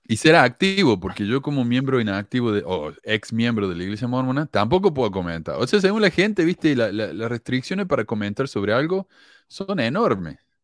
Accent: Córdoba, Argentina; accent: cordobés; yo nací en Argentina donde todo el mundo es católico, yo me crié católico

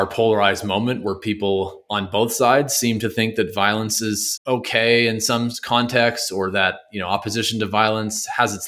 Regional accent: Canada; I'm a Canadian

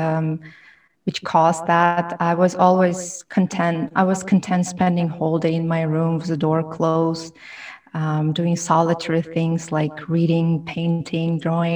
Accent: Tashkent, Uzbekistan; English is a second language; moved away as an adult; also born or lived in Termez, Uzbekistan / Malaysia / Nashville, Tennessee; now in New York, United States; I'm from Tashkent, Uzbekistan. I moved to New York in 2015. It's almost 6 years ago. Wow, time flies. And I grew up and raised in Tashkent.

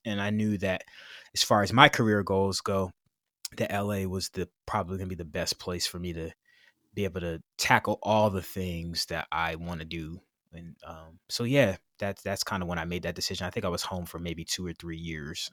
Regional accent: Kingston, New York, United States; I'm from Kingston, New York, which is a small city about ninety miles north of Manhattan

